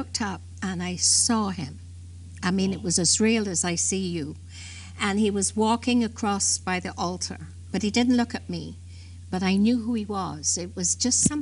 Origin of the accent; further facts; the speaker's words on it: London, United Kingdom; I was born in England